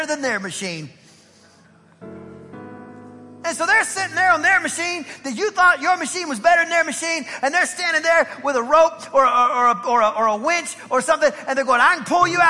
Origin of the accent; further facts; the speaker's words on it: Southeast Texas, United States; I am from Southeast Texas. I'm a country kid